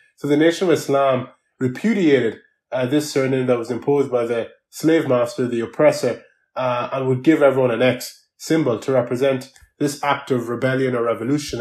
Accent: Ireland; I needed to navigate myself here in Ireland as a migrant

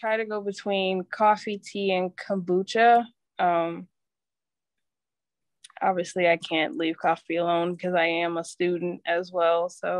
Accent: Milwaukee, Wisconsin, United States; Yes, I am.

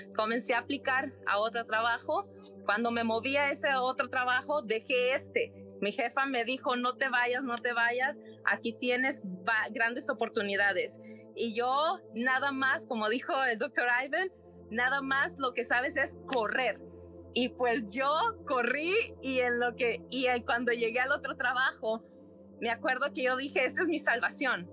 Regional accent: Nicaragua; soy de Nicaragua

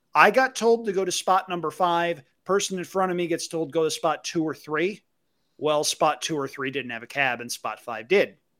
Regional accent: Albany, New York, United States; near my hometown in Albany, New York

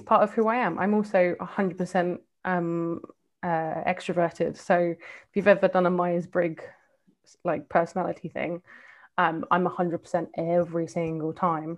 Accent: London, United Kingdom; accent: English; moved away as an adult; also born or lived in Seoul / West Bank / Balkans / Caucasus; me having grown up in London um, and that, you know, I grew up on in Northwest London

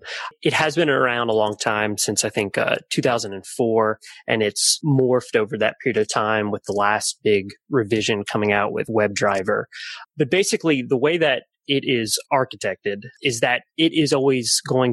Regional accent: Atlanta, Georgia, United States; I'm from Atlanta, Georgia

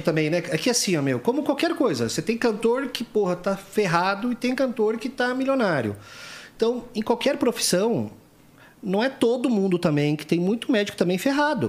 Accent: Foz do Iguaçu, Paraná, Brazil; moved away; also born or lived in São Paulo; eu sou nascido em São Paulo, mas eu fui com um ano de idade para Foz, então eu me considero um paranaense

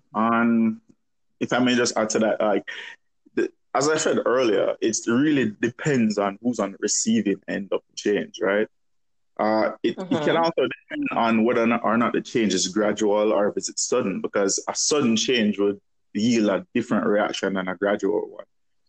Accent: Jamaica; now in Texas, United States; I'm from Jamaica, but living in the U.S., living in Texas.

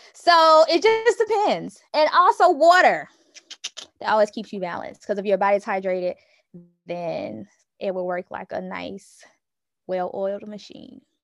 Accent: Newnan, Georgia, United States; I am from Noonan, Georgia, currently serve as an education consultant

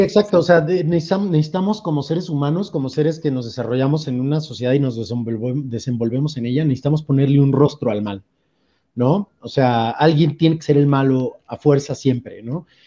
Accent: Veracruz, Mexico; now in Mexico City, Mexico; yo soy de Veracruz

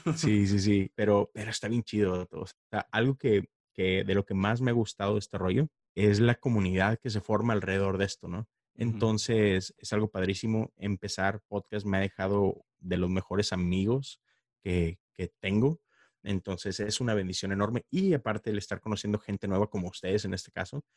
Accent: Monterrey, Nuevo León, Mexico; moved away as an adult; now in Houston, United States; soy regio, Monterrey, Nuevo León

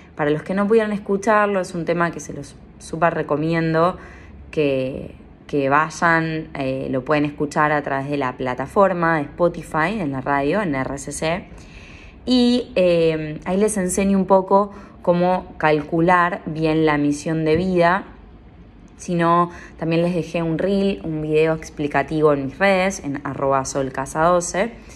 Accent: San Pedro, Buenos Aires Province, Argentina; moved away; mi ciudad natal, San Pedro, San Pedro, Buenos Aires

